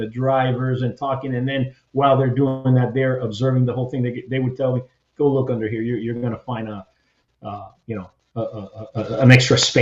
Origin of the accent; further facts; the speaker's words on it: Hialeah, Florida, United States; first language Spanish; English is a second language; moved away as an adult; I grew up in Miami, Hialeah, you know, it was mainly all Cuban Spanish